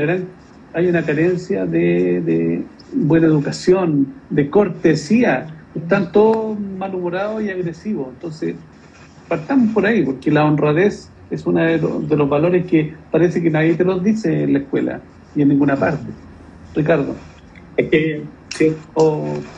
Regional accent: Santiago, Santiago Metropolitan Region, Chile; El barrio Estación Central, que fue donde yo paseaba cuando niño, yo vivía en la Villa Portales

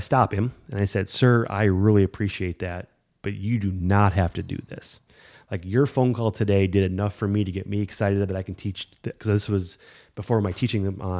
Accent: Davenport, Iowa, United States; We're from Davenport, Iowa.

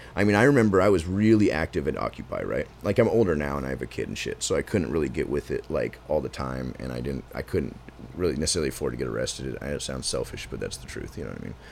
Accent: Portland, Oregon, United States; I was born here

